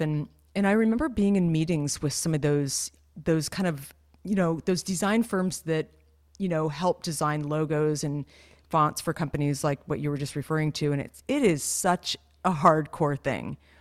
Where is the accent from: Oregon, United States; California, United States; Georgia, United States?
California, United States; the growing up in California thing